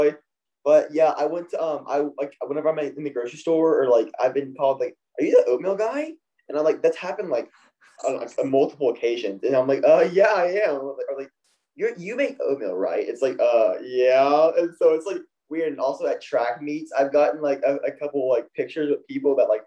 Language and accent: English; a little bit south of Nashville, Tennessee, United States; So I am from a little bit south of Nashville. I'm born and raised here